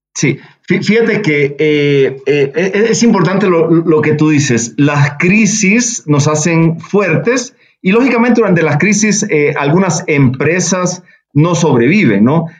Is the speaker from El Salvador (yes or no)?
yes; El Salvador; nací en El Salvador, pero mi madre es de Monterrey